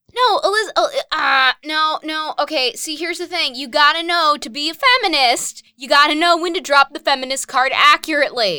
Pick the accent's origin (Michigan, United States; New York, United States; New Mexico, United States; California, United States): New York, United States; Westchester; I'm from Westchester, New York